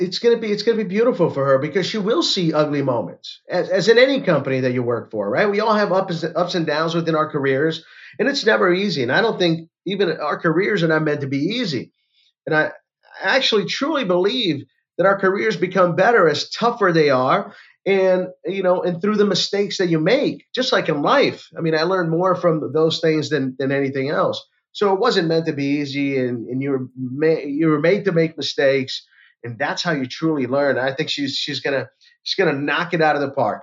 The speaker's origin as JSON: {"language": "English", "town": "Orlando", "region": "Florida", "country": "United States", "said": "I'm from Orlando, Florida"}